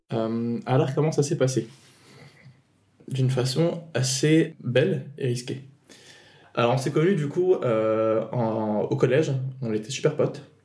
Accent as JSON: {"language": "French", "country": "Tunisia", "tie": "born or raised there", "said": "moi, je viens de Tunisie. Euh, du coup, j'ai grandi en Tunisie"}